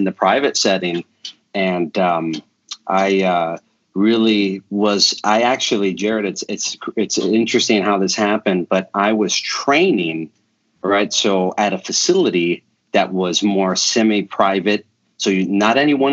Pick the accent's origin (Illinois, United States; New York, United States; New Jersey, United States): Illinois, United States; Chicago; moved away as an adult; also born or lived in Canada; now in Tulsa, United States; I'm a Chicago kid. I grew up in Chicago. I live here now in Tulsa, Oklahoma.